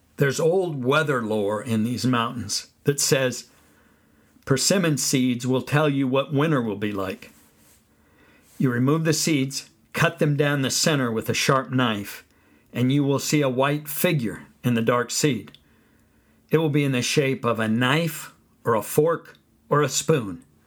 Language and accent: English; California, United States; Where I grew up in California, persimmon trees grew